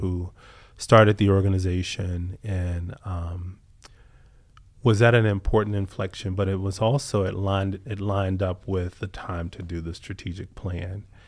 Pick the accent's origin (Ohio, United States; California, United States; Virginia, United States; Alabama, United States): Virginia, United States; Southern; growing up in Southern Virginia